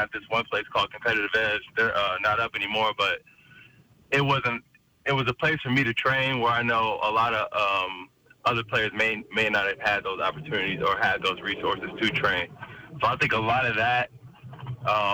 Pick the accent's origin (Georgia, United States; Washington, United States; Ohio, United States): Washington, United States; my home state.